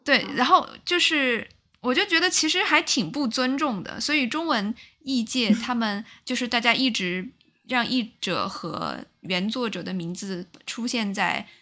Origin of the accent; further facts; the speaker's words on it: China; 作为嗯中国人，然后我也是一个工业小城长大的